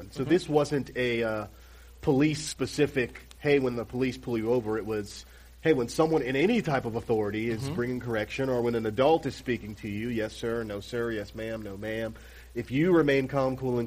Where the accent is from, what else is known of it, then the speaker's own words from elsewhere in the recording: Tampa, Florida, United States; grew up in Tampa, Florida, melting pot community